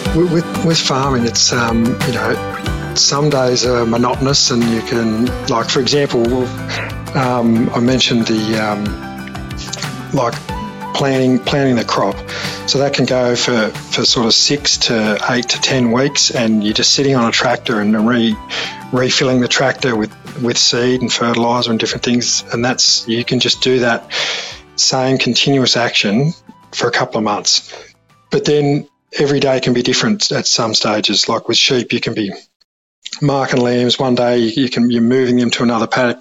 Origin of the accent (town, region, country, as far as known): Mimosa, New South Wales, Australia; born or raised there; also born or lived in London